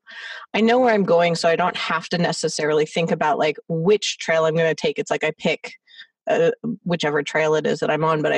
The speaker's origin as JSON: {"language": "English", "town": "Los Angeles", "region": "California", "country": "United States", "tie": "born or raised there"}